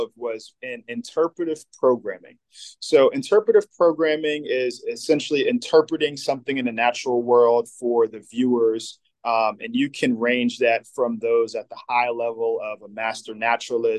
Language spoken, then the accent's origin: English; Neptune, New Jersey, United States; moved away as an adult; also born or lived in Richmond, Virginia / Lynchburg, Virginia; now in Virginia, United States; I was born and raised in New Jersey